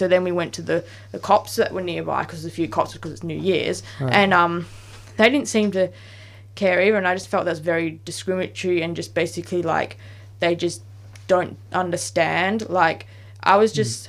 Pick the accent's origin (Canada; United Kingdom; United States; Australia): Australia; Perth, Western Australia; now in Melbourne, Australia; in Perth because that's where I was from and I grew up.